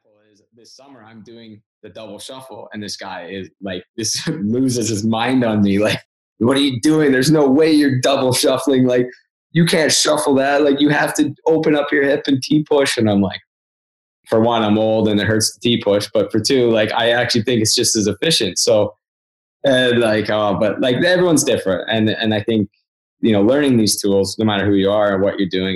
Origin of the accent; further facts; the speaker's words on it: Prince George, British Columbia, Canada; I grew up in Prince George